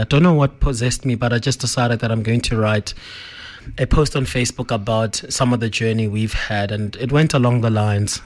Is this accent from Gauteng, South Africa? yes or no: yes; Johannesburg, Gauteng, South Africa; we grew up in Joburg, um, often going to Limpopo 'cause a lot of our family is there.